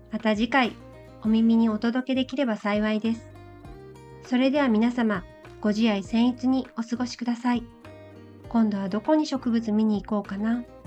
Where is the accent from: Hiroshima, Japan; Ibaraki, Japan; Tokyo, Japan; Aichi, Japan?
Aichi, Japan; Nagoya; それに私、名古屋生まれでして